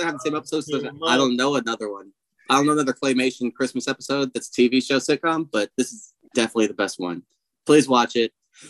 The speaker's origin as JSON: {"language": "English", "town": "Philadelphia", "region": "Pennsylvania", "country": "United States", "said": "They're from Philadelphia and I'm from Philadelphia."}